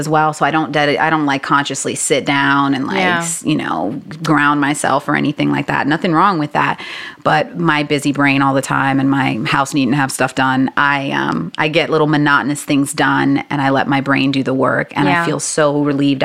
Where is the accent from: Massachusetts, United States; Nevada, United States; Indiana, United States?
Massachusetts, United States; Boston; I was born in Boston and I'm first generation American. So my parents are from the Dominican Republic and we lived in the city.